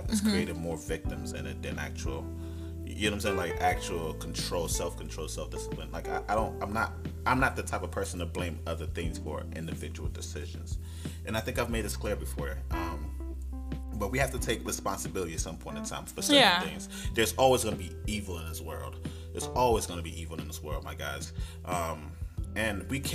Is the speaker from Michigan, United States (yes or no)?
no; New York City, New York, United States; I grew up in Brooklyn, New York